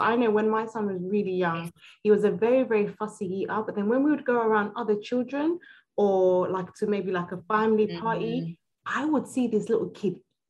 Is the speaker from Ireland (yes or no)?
no; Nigeria; We're Nigerian.